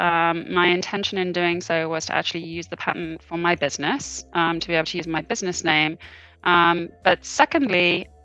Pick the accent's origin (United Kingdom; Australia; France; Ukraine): United Kingdom; now in Boston, United States; I am originally British.